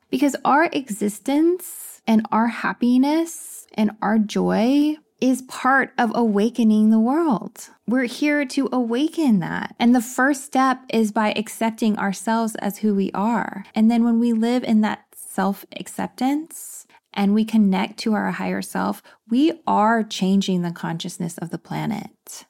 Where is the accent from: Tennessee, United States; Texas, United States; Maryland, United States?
Texas, United States; moved away; I grew up in Texas, so I'm used to the heat.